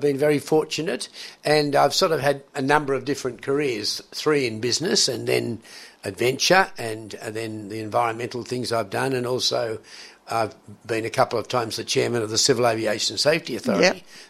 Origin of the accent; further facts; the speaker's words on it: Sydney, New South Wales, Australia; I was born in Australia in the 1940s.